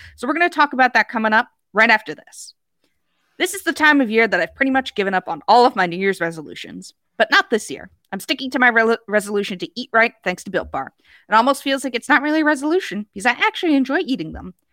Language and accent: English; United States; as an American